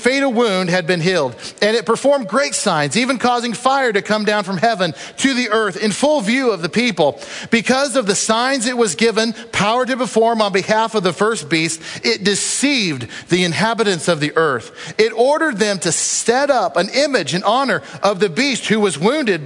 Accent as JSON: {"language": "English", "country": "United States", "said": "I love our country, and I'm proud American"}